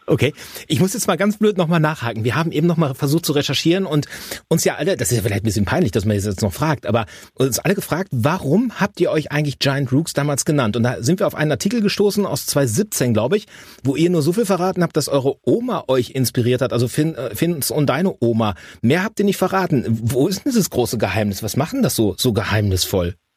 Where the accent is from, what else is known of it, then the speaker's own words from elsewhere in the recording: Hamm, North Rhine-Westphalia, Germany; das ist eure Heimat, das ist auch meine